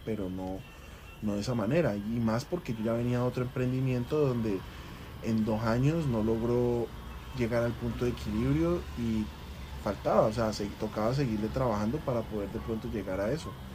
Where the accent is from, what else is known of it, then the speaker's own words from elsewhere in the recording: Cali, Valle del Cauca, Colombia; yo soy de la ciudad de Cali, nacido en Cali